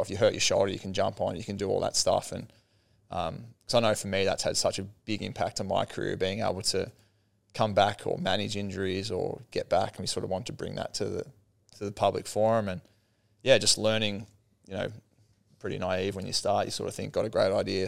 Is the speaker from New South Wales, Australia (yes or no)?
no; Sale, Victoria, Australia; growing up in Sale